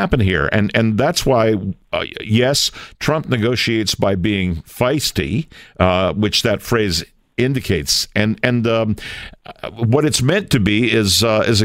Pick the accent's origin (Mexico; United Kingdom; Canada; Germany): Canada; being a Canadian